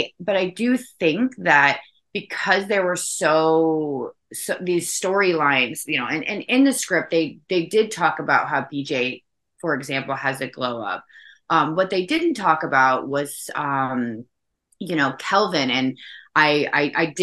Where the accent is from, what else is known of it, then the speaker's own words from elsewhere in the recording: the South, United States; I am from the South